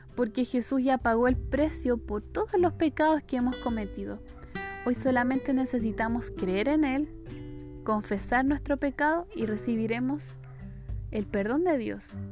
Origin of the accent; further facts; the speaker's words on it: Chile; soy chilena